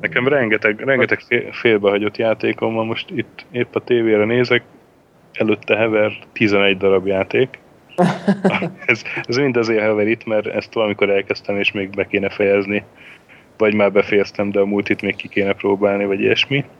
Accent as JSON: {"language": "Hungarian", "town": "Sopron", "region": "Győr-Moson-Sopron", "country": "Hungary", "tie": "born or raised there", "said": "én Sopronban születtem, meg ott is nőttem fel"}